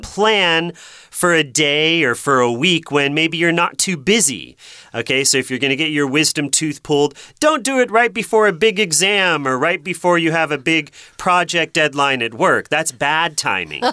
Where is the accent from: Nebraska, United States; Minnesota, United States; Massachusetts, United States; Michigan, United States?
Massachusetts, United States; I come from Massachusetts, and Boston is the big city there